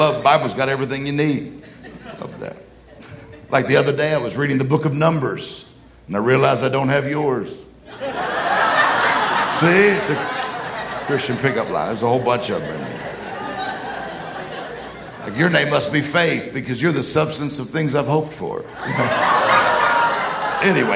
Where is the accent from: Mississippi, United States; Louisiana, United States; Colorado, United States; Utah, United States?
Mississippi, United States; I'm from Mississippi